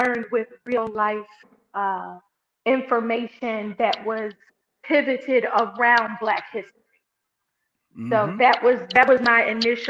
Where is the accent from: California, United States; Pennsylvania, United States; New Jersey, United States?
Pennsylvania, United States; Philadelphia; I am a Philly born and bred girl, lived here all my life, done all my schooling here